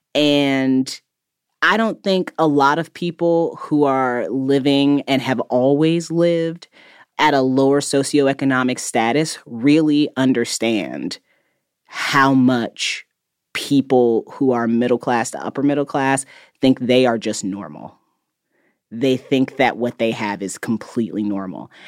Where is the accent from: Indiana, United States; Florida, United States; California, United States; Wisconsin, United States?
Indiana, United States; I grew up in Indiana where the cost of living is actually pretty low.